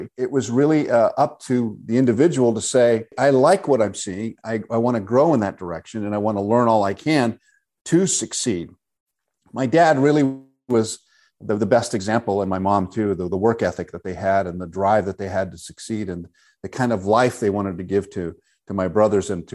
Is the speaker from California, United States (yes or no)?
yes; San Diego, California, United States; also born or lived in Mexico City, Mexico; I was born in San Diego, then we moved to Mexico City and went back